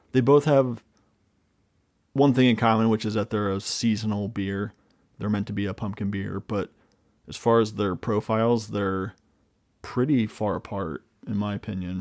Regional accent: Midwest, United States; growing up in the Midwest

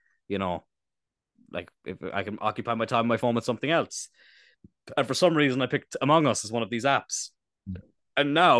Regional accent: East Cork, Munster, Ireland; we're from East Cork

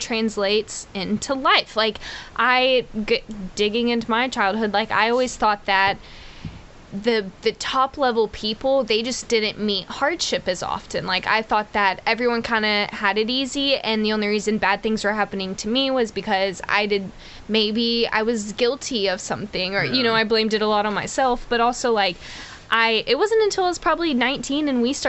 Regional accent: Texas, United States; also born or lived in Houston, Texas; I was born in Houston, Texas

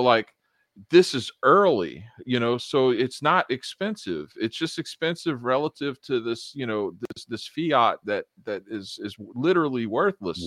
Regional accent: United States; as an American

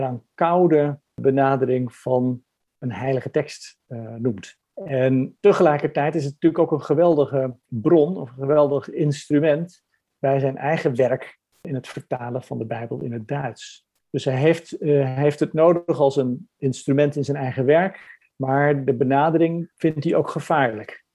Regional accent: Franeker, Friesland, Netherlands; moved away as an adult; also born or lived in Harlingen / Leiden / Utrecht; ik ben geboren in Harlingen en ik ben getogen in Franeker

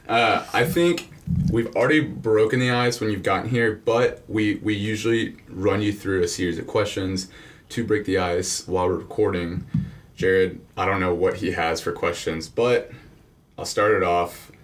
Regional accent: Houston, Texas, United States; I'm from Houston, Texas, third biggest city in the country

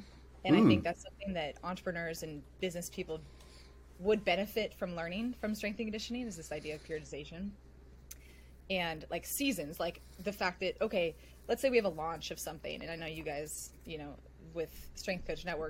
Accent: Silicon Valley, California, United States; I grew up in the Silicon Valley

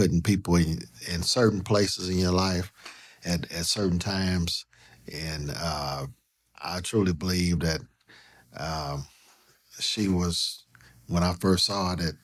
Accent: Oklahoma City, Oklahoma, United States; I grew up in Garden Oaks. That's by Northeast 18th and Bryant. Stayed there most of my childhood.

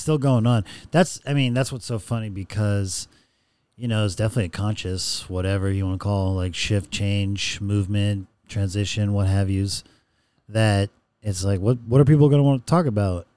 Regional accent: Rancho Cucamonga, California, United States; now in Los Angeles, United States; I grew up in the Inland Empire, Ranch Cucamonga

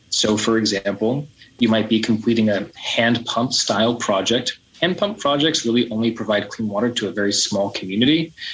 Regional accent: United States; I'm from the United States.

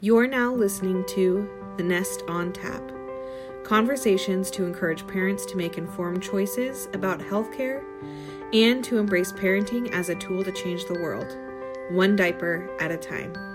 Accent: Bay Area, California, United States; I grew up in the Bay Area

